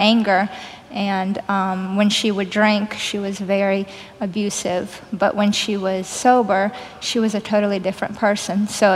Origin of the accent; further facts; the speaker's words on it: Kyiv, Ukraine; moved away; I grew up in Kyiv, Ukraine.